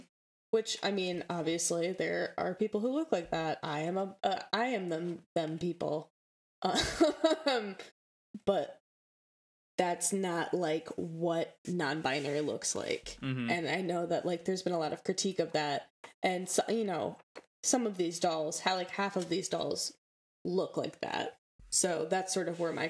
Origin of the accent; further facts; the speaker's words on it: Midwest, United States; accent: Midwestern; If you can't tell by my Midwestern accent and my mumbling.